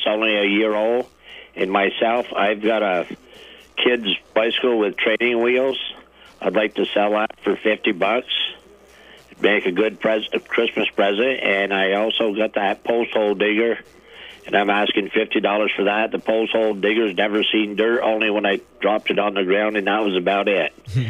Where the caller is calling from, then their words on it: Highgate, Vermont, United States; I'm from Highgate.